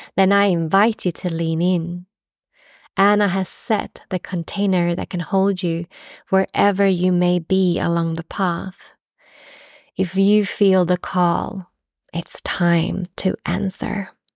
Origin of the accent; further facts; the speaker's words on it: Australia; now in Stockholm, Sweden; being an Australian midwife